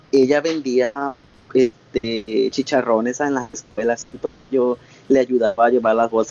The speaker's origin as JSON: {"language": "Spanish", "region": "Michoacán", "country": "Mexico", "moved": "yes", "said": "allá en Michoacán, donde, en mi tierra."}